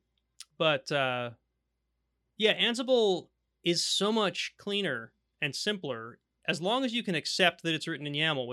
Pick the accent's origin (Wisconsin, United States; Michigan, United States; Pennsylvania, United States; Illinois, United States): Pennsylvania, United States; I've always living in Pennsylvania my whole life